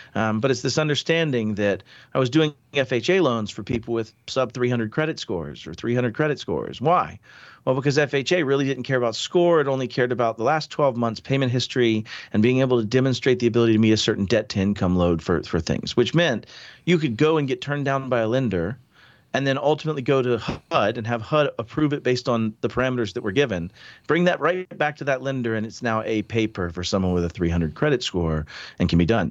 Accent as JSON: {"language": "English", "town": "Pensacola", "region": "Florida", "country": "United States", "tie": "born or raised there", "said": "I grew up in the South. I was from Pensacola initially"}